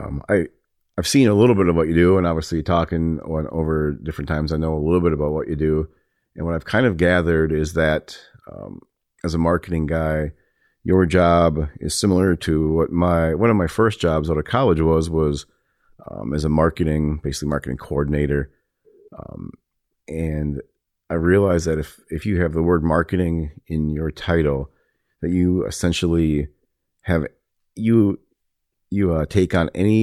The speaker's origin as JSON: {"language": "English", "town": "Waseca", "region": "Minnesota", "country": "United States", "moved": "yes", "said": "I'm from Waseca"}